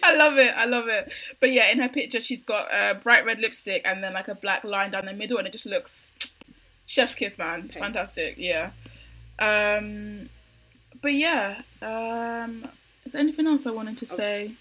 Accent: United Kingdom; Britain is involved in that because I literally live here

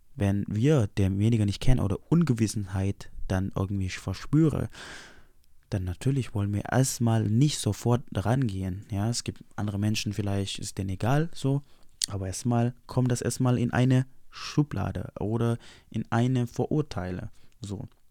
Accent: Indonesia; now in Germany; Ich bin hergekommen als Indonesier

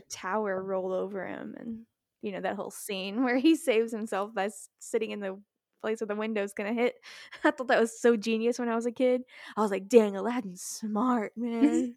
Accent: Texas, United States; I'm from Texas

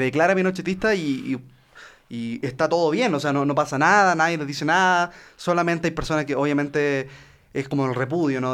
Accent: Chile; accent: Chilean; en Chile no masticamos el español, nosotros nos tragamos esa weá y la vomitamos y eso es lo que se conoce como acento chileno

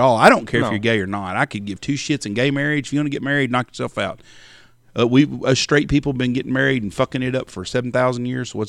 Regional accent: Texas, United States; We're from West Texas.

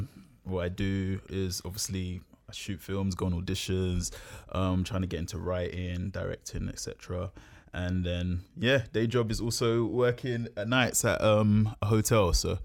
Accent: London, United Kingdom; I'm an actor from London.

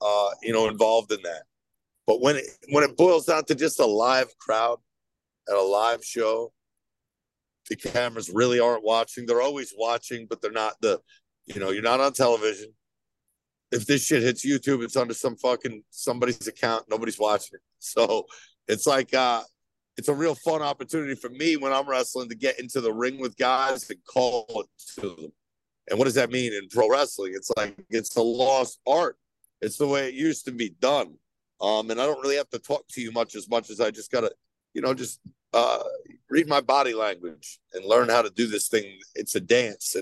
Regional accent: New Jersey, United States; I'm from New Jersey

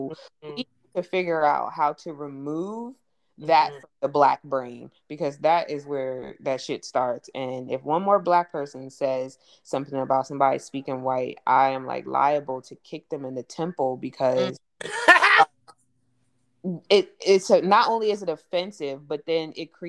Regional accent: California, United States; moved away; also born or lived in East Coast; when I came from California to the East Coast, even though we lived on the East Coast, I still talked like a West Coast person. So it was just like, oh my gosh, you talk white. You sound so white.

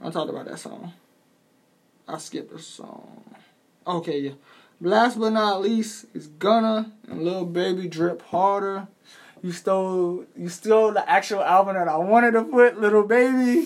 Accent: New York, United States; I'm from New York

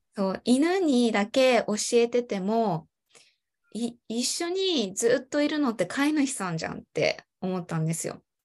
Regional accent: Chiba, Japan; 私は、ま、生まれも育ちも千葉県で、ま、今も千葉県に住んでいます。

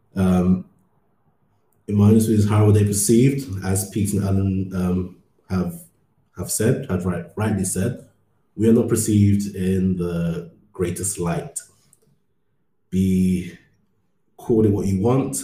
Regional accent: London, United Kingdom; moved away as an adult; also born or lived in Ghana; now in Berlin, Germany; I grew up in London for most, lived in London for most of my life

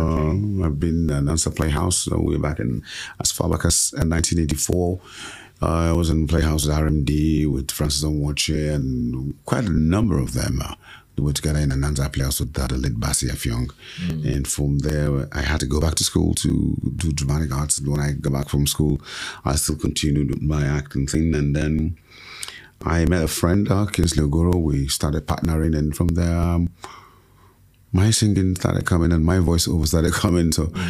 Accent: Badagry, Lagos, Nigeria; And so I'm fully from Badagry, Lagos State. My mother is Igbo, and she gave me that name … my father gave me

